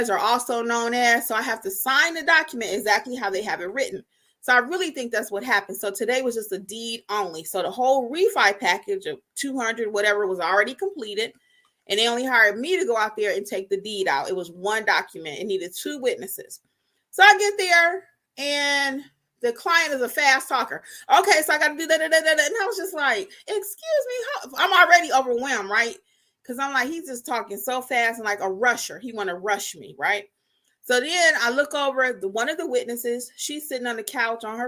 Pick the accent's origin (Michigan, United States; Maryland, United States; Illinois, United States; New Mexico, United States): Michigan, United States; Detroit; moved away; I'm from Detroit, too